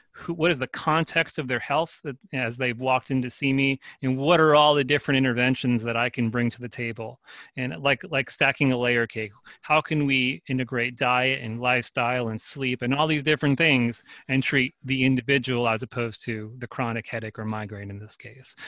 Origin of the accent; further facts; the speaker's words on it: Northeast New Jersey, United States; I grew up in New, North New Jersey, Northeast New Jersey. I mean, pretty much outside of New York City within the suburban sprawl of that.